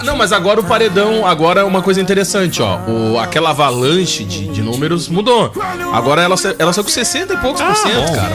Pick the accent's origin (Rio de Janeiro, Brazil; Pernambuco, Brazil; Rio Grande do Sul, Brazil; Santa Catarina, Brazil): Rio Grande do Sul, Brazil; eu vou falar como, como gaúcho